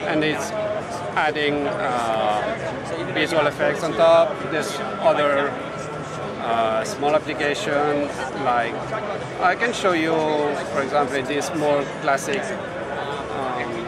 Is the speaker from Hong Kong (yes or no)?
no; France; moved away as an adult; also born or lived in Oslo, Norway; now in Santa Clara, United States; I'm from France